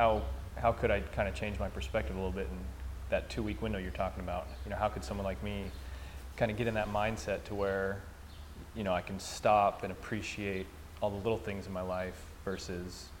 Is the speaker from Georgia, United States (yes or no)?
no; San Diego, California, United States; moved away; So I'm from San Diego originally